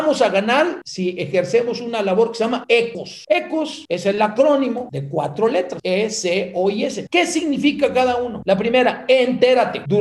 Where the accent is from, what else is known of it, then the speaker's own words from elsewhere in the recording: Mexico; Somos los mexicanos o nadie más.